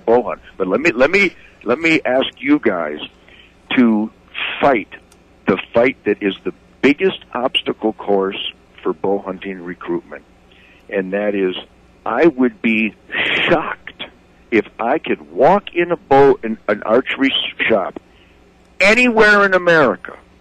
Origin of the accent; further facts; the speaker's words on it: Redford, Michigan, United States; I was born and raised in Redford over there